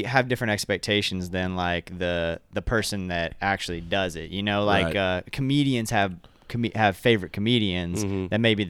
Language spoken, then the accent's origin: English; Central Florida, United States; I grew up in Central Florida, so growing up right down the street from Daytona.